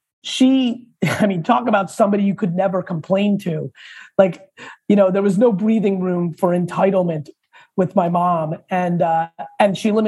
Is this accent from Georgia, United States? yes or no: no; Edison, New Jersey, United States; also born or lived in Soviet Union / Queens, New York; I was born in the Soviet Union. I moved to Queens when I was three, lived there for a couple of years, and I mainly grew up in Edison, New Jersey